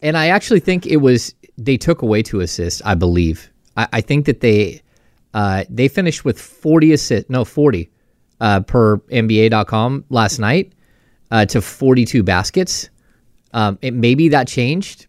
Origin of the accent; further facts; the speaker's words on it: Grass Valley, California, United States; also born or lived in Sacramento; I grew up in Grass Valley